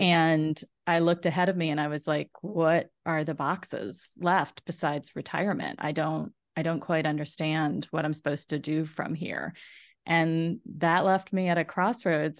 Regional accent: South Florida, United States; moved away as an adult; also born or lived in Indiana; I grew up in South Florida

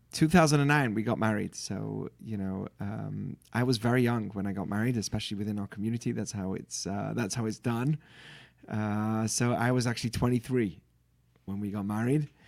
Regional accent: Manchester, North West England, United Kingdom; moved away as an adult; also born or lived in Israel; I'm from England, born in Manchester, U K. Uh, grew up in a religious Jewish family.

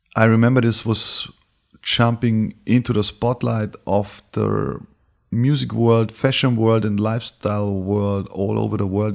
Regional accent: Bavaria, Germany; moved away; also born or lived in Berlin / New York; I was born in Bavaria, moved to Berlin, went to New York, and went back

